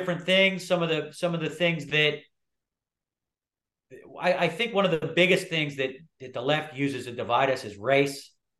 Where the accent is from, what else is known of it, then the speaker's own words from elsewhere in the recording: Philadelphia, Pennsylvania, United States; now in Virginia, United States; I'm from Philadelphia.